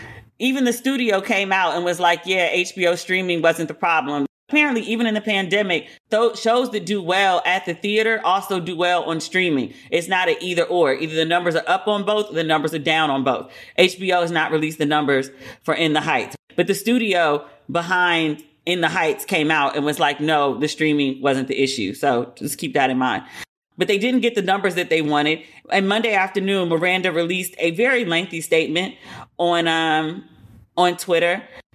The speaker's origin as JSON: {"language": "English", "country": "Puerto Rico", "said": "And I'm from Puerto Rico. I know my character's not supposed to like it, but I can't disparage it. Like, I can't say these things as a Puerto Rican woman about Puerto Rico."}